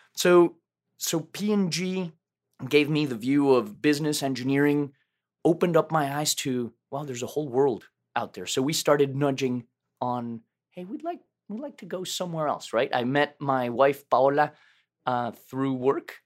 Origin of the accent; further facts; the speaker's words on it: Mexico City, Mexico; moved away; I was born and raised in Mexico City